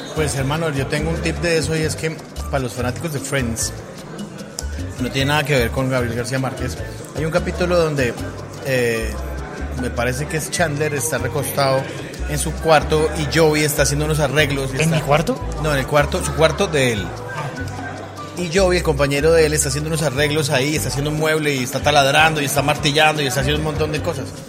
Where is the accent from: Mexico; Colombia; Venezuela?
Colombia; Soy un mal colombiano